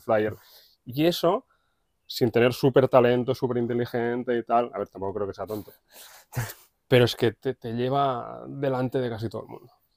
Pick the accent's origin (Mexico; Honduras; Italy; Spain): Spain; Matadepera, Catalonia; nací aquí en Mata de Pera, fui al colegio, instituto